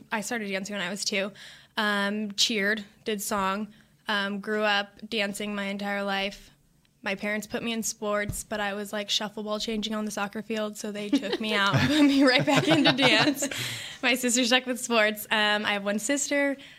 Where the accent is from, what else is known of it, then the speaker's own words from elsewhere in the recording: Whittier, California, United States; So I'm from Whittier, California.